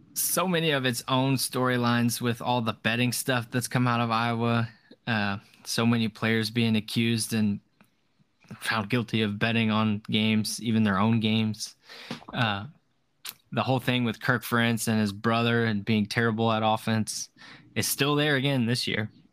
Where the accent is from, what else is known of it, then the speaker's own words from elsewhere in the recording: Texas, United States; I'm from Texas